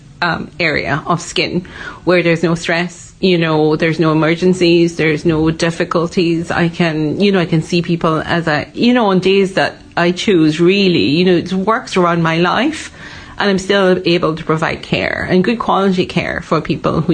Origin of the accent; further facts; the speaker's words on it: Malaysia; moved away as an adult; also born or lived in Dublin, Ireland; now in Donegal, Ireland; I am originally from Malaysia. I was born in Malaysia, went to school in Malaysia, and I first came to Ireland for college.